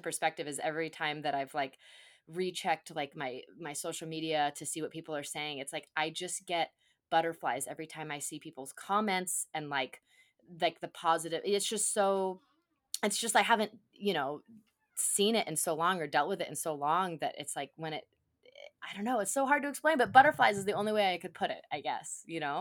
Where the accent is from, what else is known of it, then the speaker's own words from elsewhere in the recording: Phoenix, Arizona, United States; it's our hometown of Phoenix, and, and the main and our band, …, we're from Phoenix, we're Phoenix-based bands